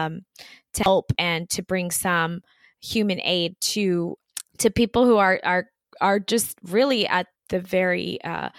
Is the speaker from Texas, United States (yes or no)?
yes; El Paso, Texas, United States; now in Austin, United States; El Paso is my hometown